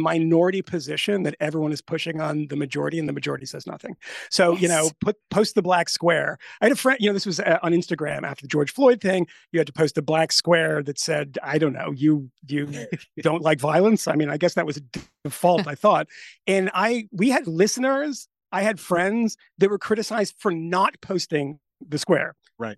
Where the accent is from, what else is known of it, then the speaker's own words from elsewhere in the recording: Connecticut, United States; I'm from Connecticut.